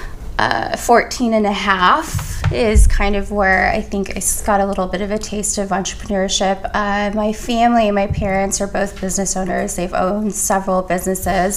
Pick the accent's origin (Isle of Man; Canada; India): Canada; now in United States; I'm Canadian.